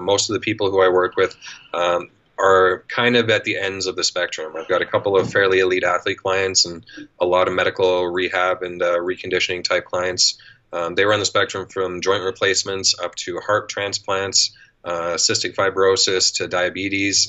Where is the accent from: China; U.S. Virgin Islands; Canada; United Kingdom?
Canada; accent: Canadian; also born or lived in Edmonton, Alberta; if you can't tell by the accent, I'm Canadian. I live in Edmonton, Alberta